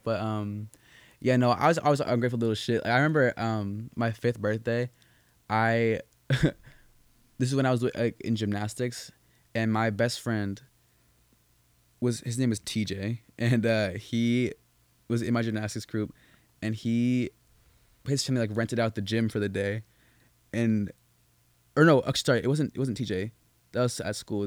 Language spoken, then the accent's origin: English; Boston, Massachusetts, United States; moved away; also born or lived in New Hampshire; I'm originally from Massachusetts